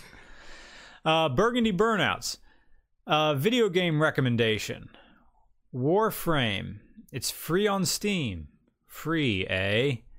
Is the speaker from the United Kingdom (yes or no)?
no; United States; we're American.